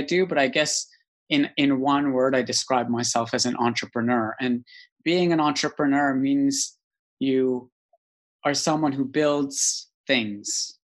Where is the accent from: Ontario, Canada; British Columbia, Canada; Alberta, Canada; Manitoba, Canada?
Alberta, Canada; Calgary; moved away as an adult; also born or lived in East Africa; now in United Kingdom; the Rocky Mountains in Calgary, Alberta, Canada. And I grew up in quite an idyllic, wonderful place.